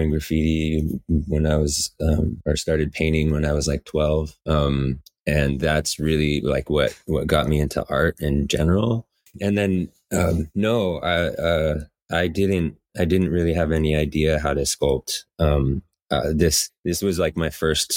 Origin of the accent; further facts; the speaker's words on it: Medford, Oregon, United States; moved away as an adult; also born or lived in Cape Cod, Massachusetts; now in Portland, United States; And then we moved back to Southern Oregon, and I lived in Medford, Ashland area until Nisha and I were about 20-ish